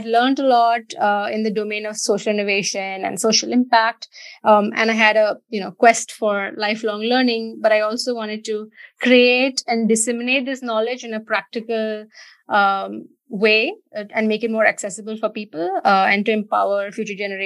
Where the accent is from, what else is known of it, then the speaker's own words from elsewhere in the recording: India; moved away as an adult; now in London, United Kingdom; I'm originally from India, grew up there, worked there initially before moving to the UK. So I'm based in the UK now in London.